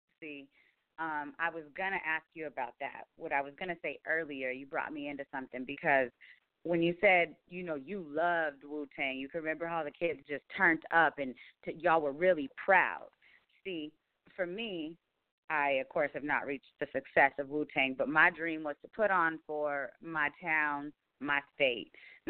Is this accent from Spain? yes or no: no; Roswell, New Mexico, United States; moved away; I come from a small town originally, Roswell, New Mexico, very drug and gang infested.